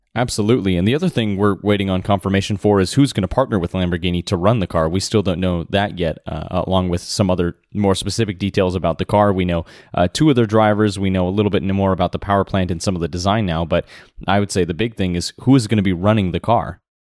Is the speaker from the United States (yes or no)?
yes; United States; as an American